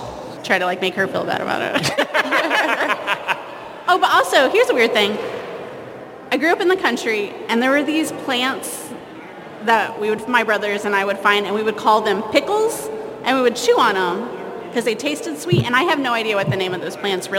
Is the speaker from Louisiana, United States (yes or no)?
no; Missouri, United States; I'm from Missouri, so I say things like warsh and malk and palo